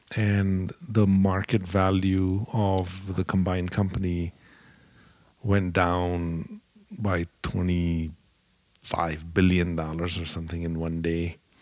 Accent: India; moved away as an adult; also born or lived in Dallas, United States / Indianapolis, United States; now in United States; I grew up in India

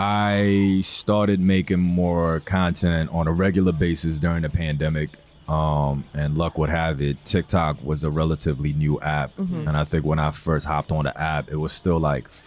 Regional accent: New York City, New York, United States; also born or lived in China; I'm from Queens, New York, ethnically Korean. But I was raised in China for a few years.

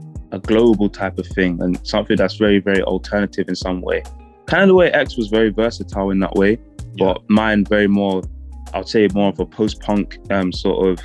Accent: Northern Ireland, United Kingdom; also born or lived in London; I was born in London, and I originally moved to Northern Ireland when I was about, I'd say 7 or 10. And I grew up there. I went to secondary school there, primary school, like the whole lot.

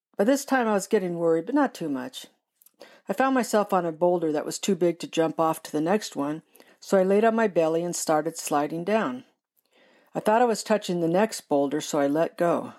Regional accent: Southern California, United States; I grew up in Southern California

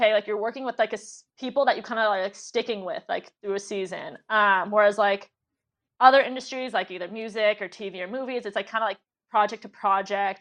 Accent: Los Angeles, California, United States; also born or lived in San Francisco / New York; growing up in Pacific Palisades, my next door neighbor was Kobe Bryant

